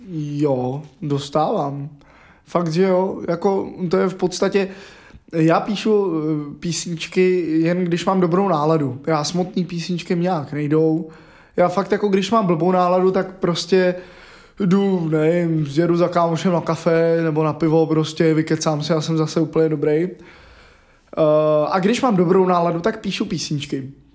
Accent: Hradec Králové, Hradec Králové Region, Czechia; od mého rodiště v Hradci Králové

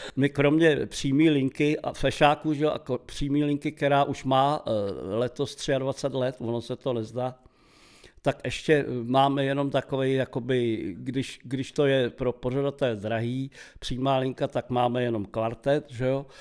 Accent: Prague, Czechia; u nás doma v Havlíčkovi tenkrát u Masarykova nádraží, a my jsme měli malý byt

